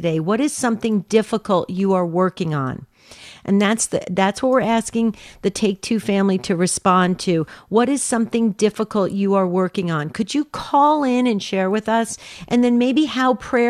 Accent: New Jersey, United States; now in Arizona, United States; I grew up in New Jersey

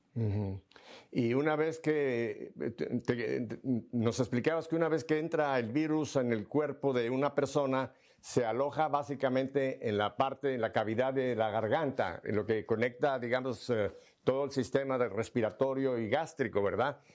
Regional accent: Mexico City, Mexico; moved away; Ciudad de México, eh, la ciudad donde yo nací

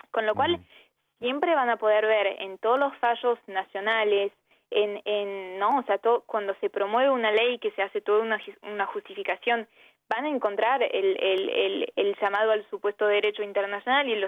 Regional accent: France; born there; nací en Francia, en un país que legalizó el aborto hace 40 años

